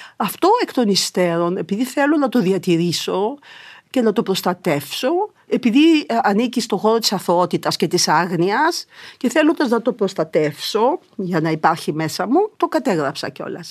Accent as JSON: {"language": "Greek", "town": "Thessaloniki", "region": "Central Macedonia", "country": "Greece", "moved": "yes", "lives_now": "Athens, Greece", "said": "γιατί είμαι Θεσσαλονικιά, έπρεπε να επισκέφτομαι τη μητέρα μου και τον πατέρα μου στη Θεσσαλονίκη"}